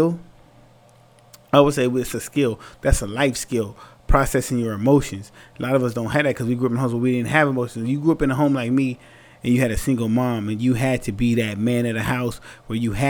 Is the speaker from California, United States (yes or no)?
no; San Antonio, Texas, United States; when I was younger, right, growing up in San Antonio, Texas